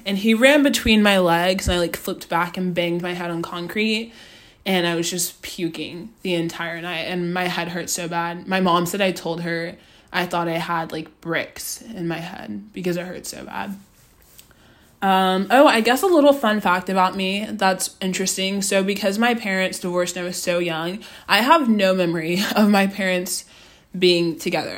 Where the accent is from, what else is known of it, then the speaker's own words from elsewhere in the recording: Austin, Texas, United States; moved away as an adult; now in Los Angeles, United States; I'm from Austin, Texas. Um, went to Austin High School